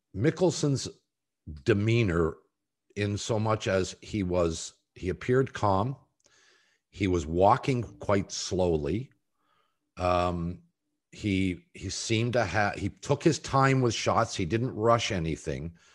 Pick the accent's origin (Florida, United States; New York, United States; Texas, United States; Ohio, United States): Ohio, United States; Columbus; my hometown